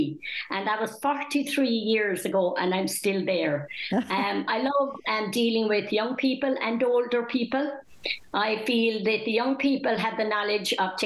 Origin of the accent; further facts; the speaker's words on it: Mitchelstown, Munster, Ireland; I was born and reared in Mitchelstown.